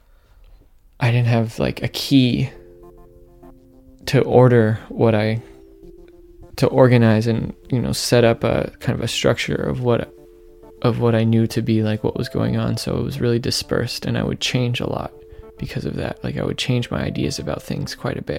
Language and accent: English; Menlo Park, California, United States; where I grew up